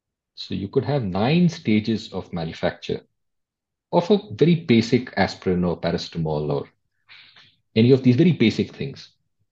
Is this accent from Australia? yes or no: no; India; And as an Indian, at the time you lived in India, you will remember things that were labeled export quality.